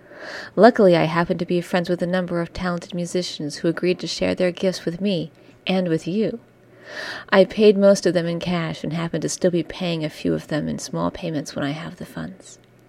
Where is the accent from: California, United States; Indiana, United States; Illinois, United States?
California, United States; Simi Valley; When I decided to make this record, I moved back to my hometown of Simi Valley, California.